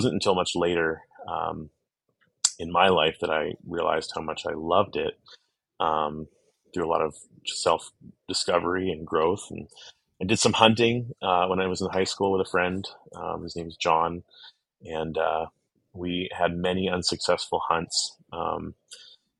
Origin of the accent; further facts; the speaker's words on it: Pittsburgh area, Pennsylvania, United States; when we grew up in the Pittsburgh area, about 45 minutes to the east of the city